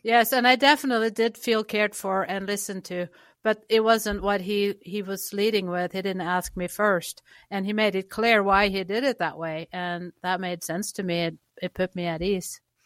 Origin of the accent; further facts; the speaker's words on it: Norway; moved away; I grew up in Norway